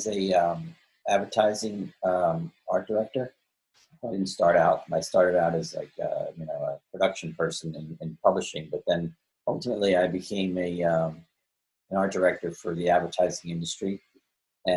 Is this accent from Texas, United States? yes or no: no; Holmdel, New Jersey, United States; moved away as an adult; also born or lived in Manhattan, New York; now in Aberdeen, United States; I was born in Jersey City, but then shortly after that, we moved to Homedale